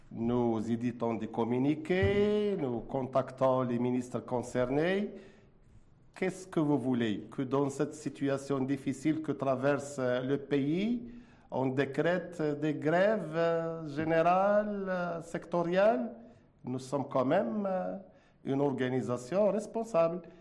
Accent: Morocco; Nous sommes des Marocains.

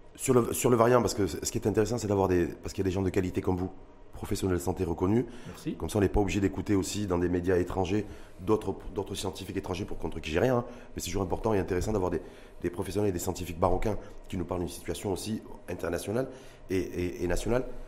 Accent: Morocco; chez nous, au Maroc

